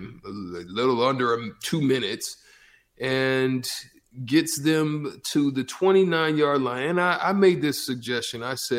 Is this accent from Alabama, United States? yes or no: yes; Opelika, Alabama, United States; also born or lived in Auburn, Alabama; I was born in Opelika in Auburn. They're like, you know, city side by side.